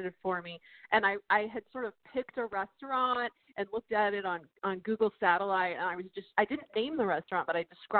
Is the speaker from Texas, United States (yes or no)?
yes; Texas, United States; my home state